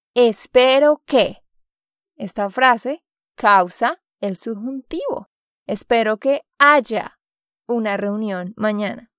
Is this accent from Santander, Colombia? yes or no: yes; Santander, Colombia; de Santander, Colombia